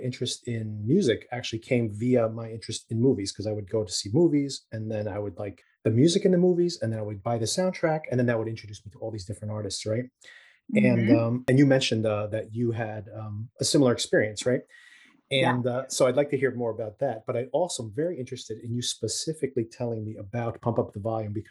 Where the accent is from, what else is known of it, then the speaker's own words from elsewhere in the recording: Newark, New Jersey, United States; We grew up in Newark